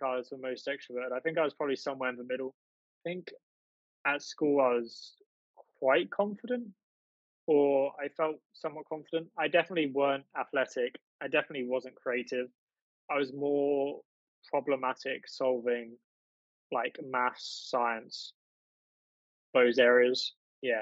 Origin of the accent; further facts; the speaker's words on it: East of England, United Kingdom; I'm from the UK. I live in the east of England, fortunate enough to live in the countryside or a rural area, very close to the seaside. So yeah, I've lived here all my life.